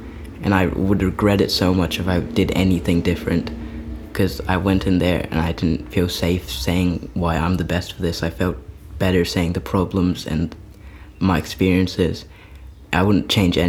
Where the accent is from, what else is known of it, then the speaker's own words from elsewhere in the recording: New Zealand; also born or lived in Wanaka, New Zealand; I'm from New Zealand and I'm a Kiwi boy